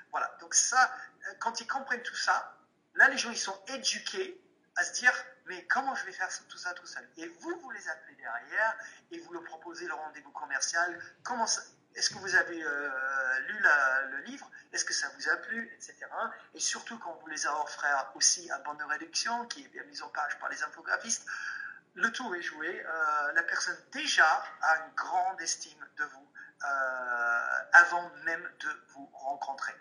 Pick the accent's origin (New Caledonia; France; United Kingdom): United Kingdom; England; French is a second language; je suis anglais